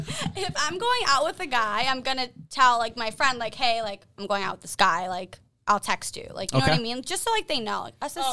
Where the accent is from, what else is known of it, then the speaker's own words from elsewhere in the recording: Boston, Massachusetts, United States; I'm from Boston.